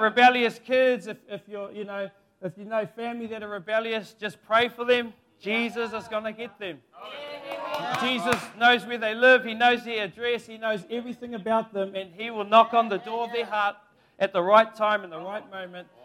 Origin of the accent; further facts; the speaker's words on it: Kaiwaka, Northland, New Zealand; my hometown, Maungaturutu, Kaiwaka, Te Uria Ngāti Um